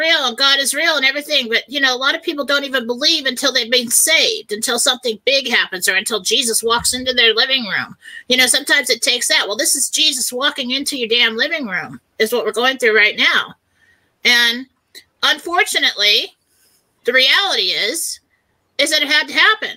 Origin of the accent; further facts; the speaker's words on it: San Diego, California, United States; I grew up in San Diego.